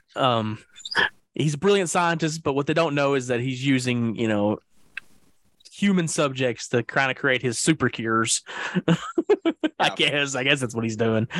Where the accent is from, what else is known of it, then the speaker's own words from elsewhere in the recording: the South, United States; I'm a Southerner